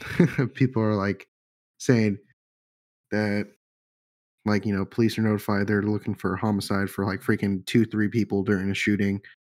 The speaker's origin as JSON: {"language": "English", "region": "England", "country": "United Kingdom", "lives_now": "United States", "said": "I'm English. I want to be back"}